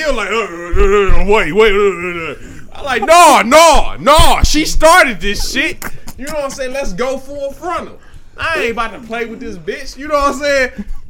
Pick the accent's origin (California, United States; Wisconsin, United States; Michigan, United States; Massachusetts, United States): Michigan, United States; Detroit; I'm from Chalmers, baby.